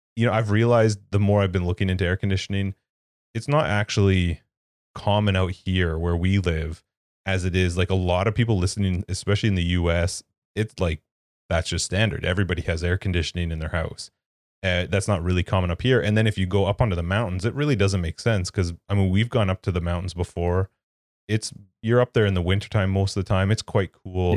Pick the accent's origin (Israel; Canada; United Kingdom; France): Canada; as a Canadian